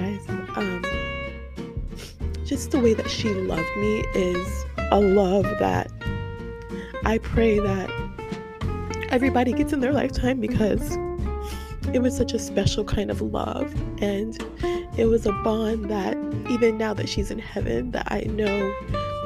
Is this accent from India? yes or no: no; Tampa, Florida, United States; I was raised in Tampa Park. That's where my roots came from. That's where I spent my childhood